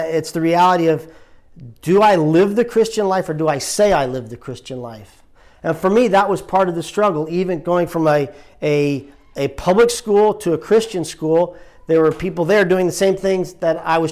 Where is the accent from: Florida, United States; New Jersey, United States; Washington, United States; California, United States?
New Jersey, United States; moved away as an adult; also born or lived in Richmond, Virginia; now in Delaware, United States; I grew up actually in New Jersey.